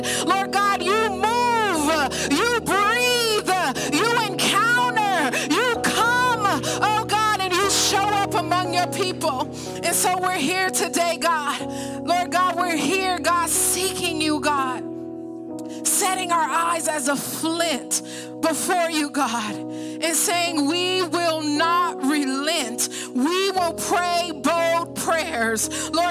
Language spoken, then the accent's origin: English; Oakland, California, United States; now in Hercules, United States; We live in the San Francisco Bay Area in Hercules, but I grew up in Oakland